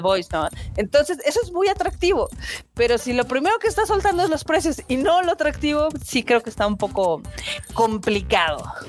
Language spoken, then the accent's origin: Spanish; Mexico; somos mexicanos